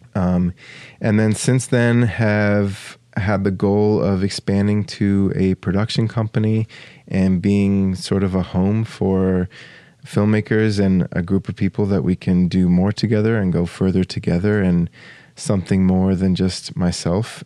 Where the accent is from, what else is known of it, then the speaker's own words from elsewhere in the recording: Australia; moved away as an adult; also born or lived in United States; now in St. Paul, United States; my parents moved to Australia when I was two. Uh, and I grew up there. I was there for 19 years and then came back to the States